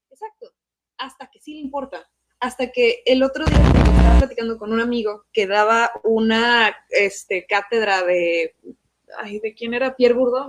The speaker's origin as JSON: {"language": "Spanish", "country": "Mexico", "tie": "born or raised there", "said": "Yo tuve dos maestros en México, porque yo crecí en México"}